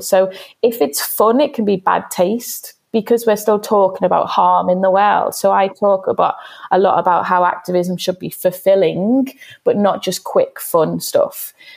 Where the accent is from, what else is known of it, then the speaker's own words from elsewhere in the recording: Liverpool, North West England, United Kingdom; growing up in Everton